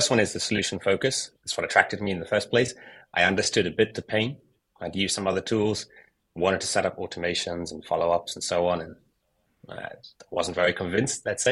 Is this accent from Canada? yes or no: no; United Kingdom; moved away as an adult; also born or lived in South Africa; now in France; I grew up in the UK